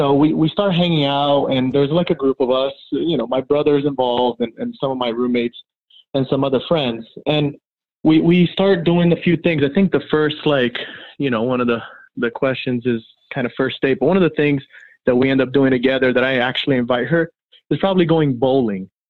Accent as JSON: {"language": "English", "town": "Miami", "region": "Florida", "country": "United States", "tie": "born or raised there", "also_born_or_lived": "Brazil", "said": "I was born in Brazil and I grew up in Miami, Florida"}